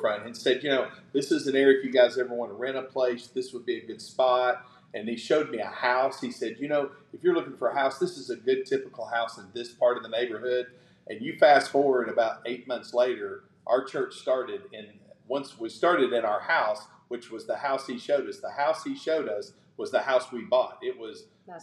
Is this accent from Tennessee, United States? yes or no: yes; Knoxville, Tennessee, United States; moved away as an adult; also born or lived in Williamson County, Tennessee; now in Henderson, United States; I grew up in East Knoxville